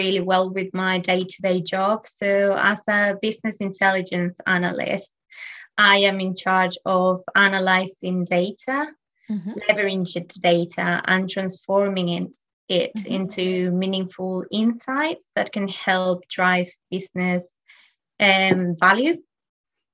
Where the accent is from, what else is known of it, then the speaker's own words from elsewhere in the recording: Spain; now in London, United Kingdom; I am from Spain and I am currently living in London